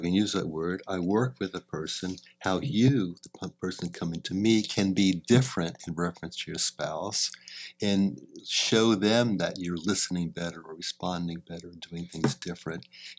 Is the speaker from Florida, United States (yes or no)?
yes; St. Petersburg, Florida, United States; I'm a northerner. Even though I grew up partly in St. Petersburg, Florida.